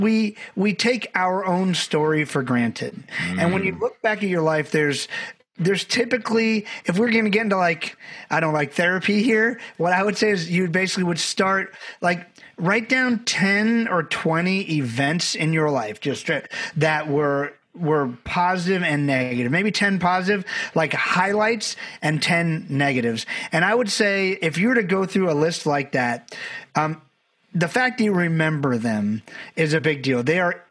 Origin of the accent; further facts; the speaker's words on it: Barbados; I'm from Barbados, had a great family, but we didn't know a lot of people.